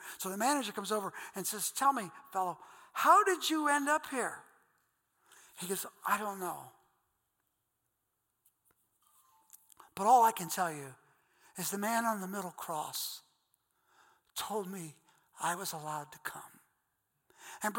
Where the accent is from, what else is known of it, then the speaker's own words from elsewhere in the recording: Akron, Ohio, United States; accent: Goodyear Heights; I have a Goodyear Heights accent